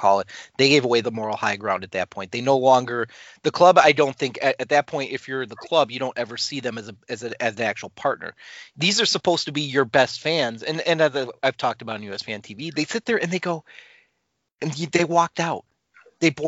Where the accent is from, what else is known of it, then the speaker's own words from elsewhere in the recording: Milwaukee, Wisconsin, United States; growing up in Wisconsin